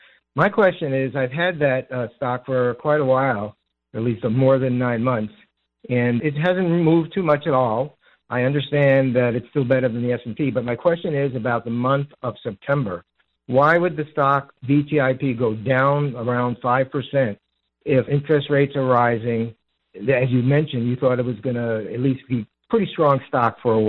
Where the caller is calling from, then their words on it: Central Massachusetts, United States; I'm calling from Central Mass.